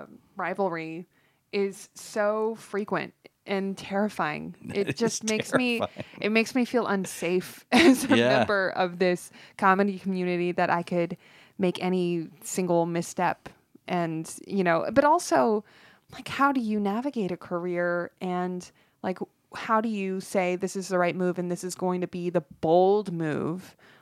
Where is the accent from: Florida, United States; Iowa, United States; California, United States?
California, United States; North Hollywood; I grew up in North Hollywood.